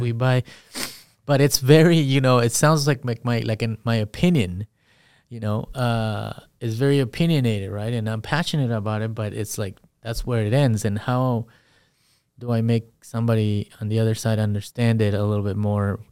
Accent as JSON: {"language": "English", "town": "Perry", "region": "Iowa", "country": "United States", "tie": "born or raised there", "also_born_or_lived": "Guatemala / California", "said": "I grew up in Perry"}